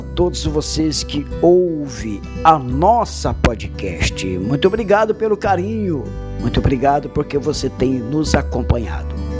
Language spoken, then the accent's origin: Portuguese; Brazil